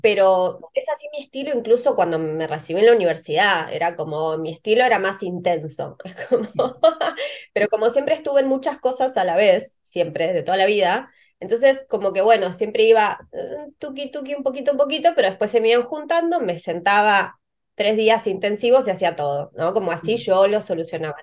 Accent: Río Negro, Argentina; moved away; yo soy del, de Río Negro, de una ciudad pequeña

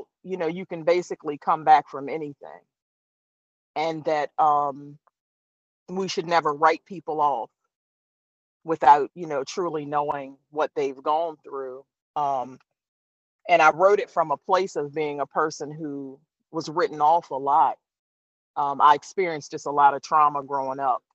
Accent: Eastern Shore of Maryland, United States; I'm from the Eastern Shore of Maryland

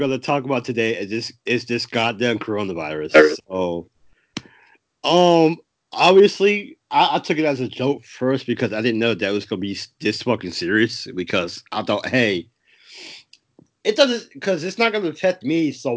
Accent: New York, United States; now in North Carolina, United States; I'm from New York, but I live in North Carolina

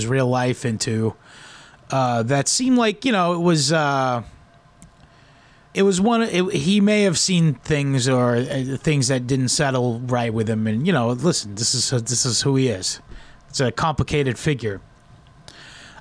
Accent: United States; I was raised secular in America here

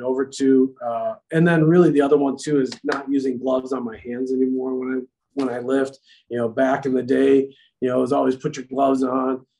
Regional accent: New York, United States; growing up in New York in the wintertime, snowball fights

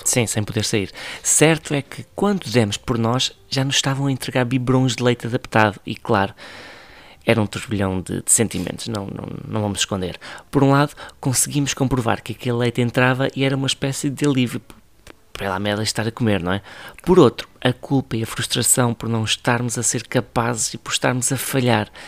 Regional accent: Ribatejo, Portugal; E eu sou do Ribatejo

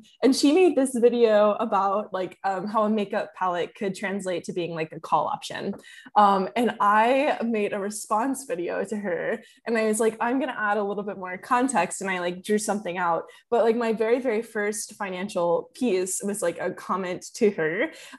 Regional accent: Kentucky, United States; because I'm from Kentucky and there wasn't a ton of people like my age in Kentucky who were trading options

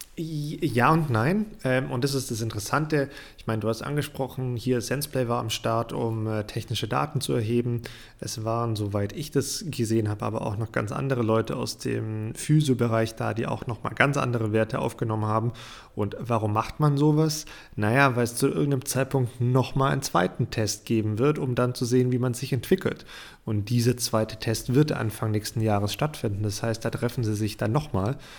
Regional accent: Germany; bei uns in Deutschland

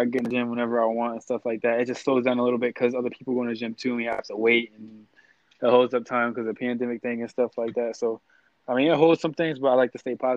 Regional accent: Syracuse, New York, United States; that's my hometown

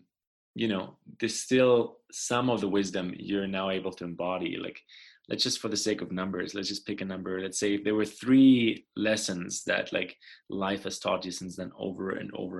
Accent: Germany; moved away; also born or lived in Paraguay; I didn't grow up in the States, right? I grew up in Germany, in Europe

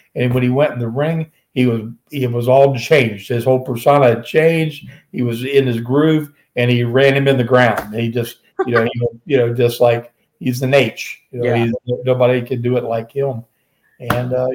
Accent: Norfolk, Virginia, United States; the Norfolk Coliseum where I grew up

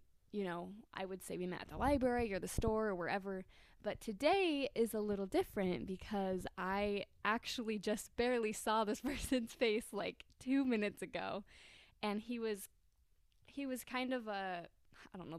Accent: St. George, Utah, United States; moved away as an adult; now in Kentucky, United States; we're in St. George right now, and where I grew up

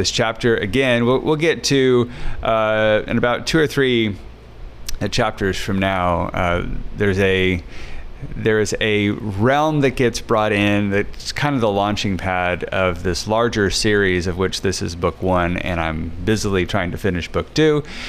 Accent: Lyon County, Kansas, United States; the county where my hometown is from in Kansas. It's Lyon County

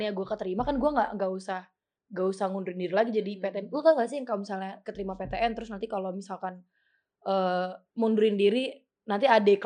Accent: Yogyakarta, Special Region of Yogyakarta, Indonesia; Jatuhnya gue nggak ngerantau karena kan emang gue orang Jogja.

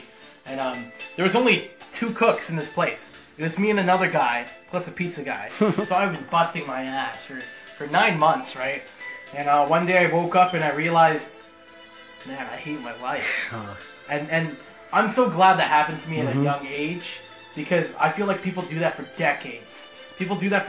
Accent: Markham, Ontario, Canada; born or raised there; also born or lived in North York, Toronto

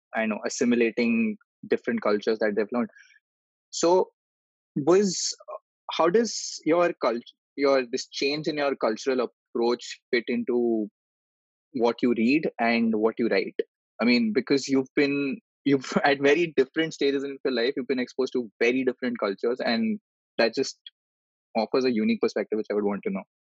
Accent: India; There are almost 135 crore people here.

